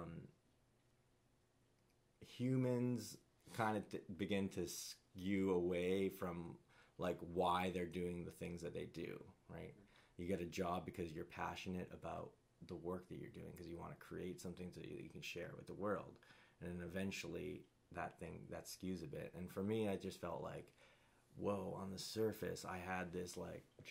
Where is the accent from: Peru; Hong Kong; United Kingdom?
Hong Kong; Kowloon; also born or lived in Canada; loved growing up in Kowloon